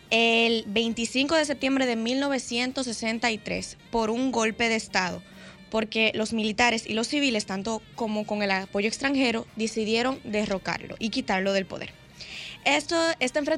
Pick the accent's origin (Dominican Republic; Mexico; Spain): Dominican Republic; es algo que nos marca a nosotros como dominicanos